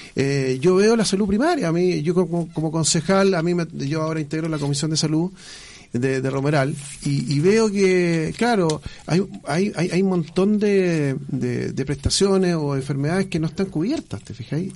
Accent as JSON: {"language": "Spanish", "country": "Chile", "said": "Yo dije inicialmente somos todos chilenos"}